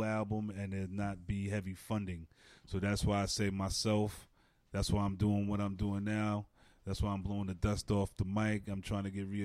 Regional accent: New York City, New York, United States; I'm from Stapleton, Staten Island

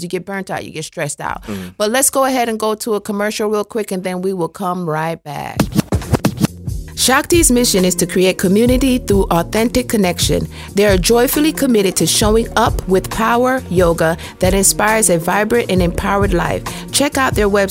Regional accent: Jamaica; moved away; I'm Jamaican

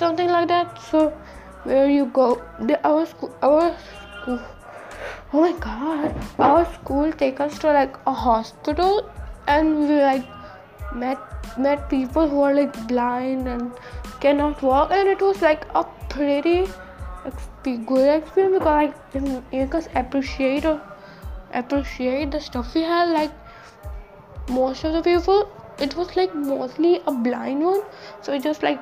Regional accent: United States; accent: American; what's my accent? It's like super American.

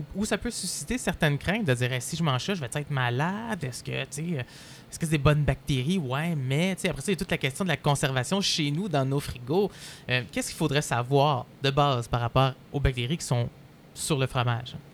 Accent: Quebec, Canada; notre relation avec le fromage aujourd'hui en tant que Québécois

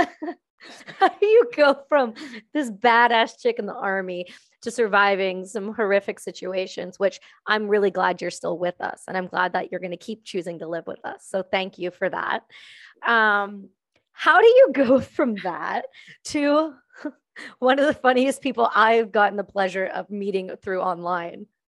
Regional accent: Canada; I'm just Canadian

